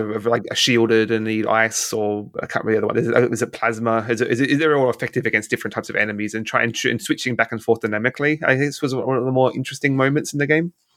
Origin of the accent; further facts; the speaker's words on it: Australia; as an Australian